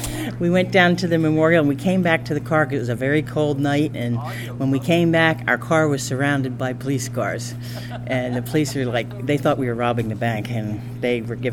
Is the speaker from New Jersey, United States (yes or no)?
yes; New Jersey, United States; from New Jersey.